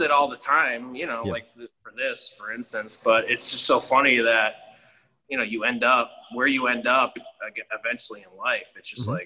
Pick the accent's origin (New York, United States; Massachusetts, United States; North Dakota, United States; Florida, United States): Massachusetts, United States; Lynn; born and raised in Lynn, North Shore